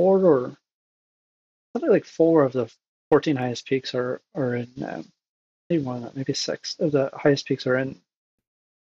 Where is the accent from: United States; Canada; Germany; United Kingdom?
Canada; born or raised there; also born or lived in Egypt